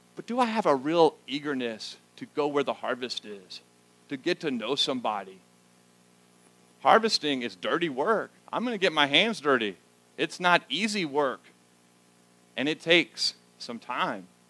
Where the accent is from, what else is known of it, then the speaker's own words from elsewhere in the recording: the South, United States; moved away as an adult; now in Schnecksville, United States; I grew up in the South.